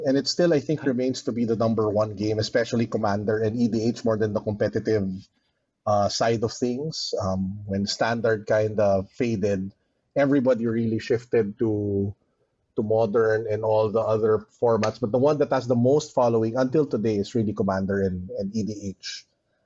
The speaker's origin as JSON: {"language": "English", "country": "Philippines", "said": "we Filipinos are just genuinely warm and hospitable"}